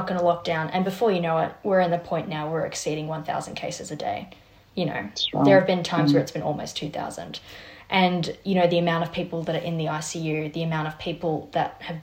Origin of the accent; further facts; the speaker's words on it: New South Wales, Australia; I'm from New South Wales